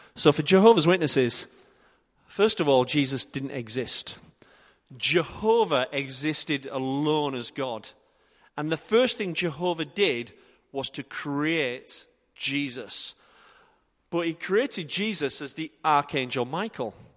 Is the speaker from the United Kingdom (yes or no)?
yes; Yorkshire and the Humber, United Kingdom; I'm from Yorkshire